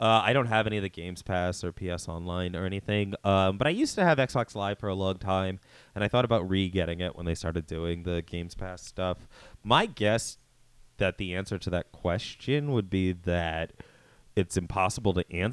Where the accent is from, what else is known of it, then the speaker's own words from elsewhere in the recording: rural Pennsylvania, United States; moved away as an adult; now in Philadelphia, United States; A more rural part of Pennsylvania, more in line with Amish people and farms and so forth